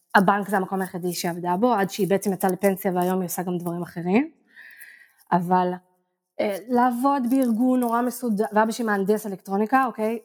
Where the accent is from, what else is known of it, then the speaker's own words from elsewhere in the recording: Israel; moved away as an adult; also born or lived in Tel Aviv, Israel / Barcelona, Spain; now in Ko Pha Ngan, Thailand; אני נולדתי בעיר וחייתי בתל אביב איזה 20 שנה לדעתי, או 15